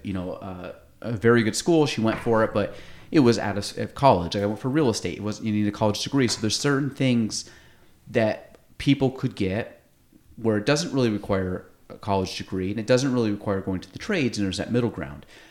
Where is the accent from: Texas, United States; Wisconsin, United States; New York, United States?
New York, United States; North Country; I grew up in the North Country